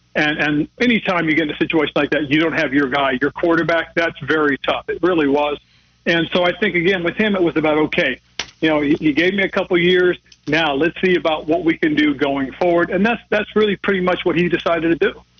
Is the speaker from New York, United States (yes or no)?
no; Monterey, California, United States; moved away; Monterey, California, my hometown area